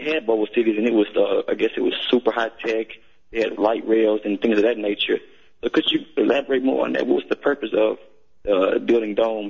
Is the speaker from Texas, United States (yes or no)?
yes; Houston, Texas, United States; I'm from Houston.